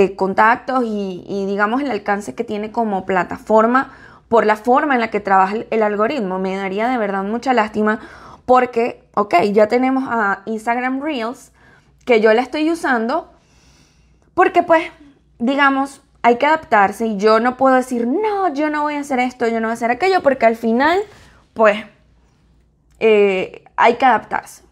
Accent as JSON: {"language": "Spanish", "country": "Venezuela", "moved": "yes", "lives_now": "United States", "said": "como decimos en Venezuela"}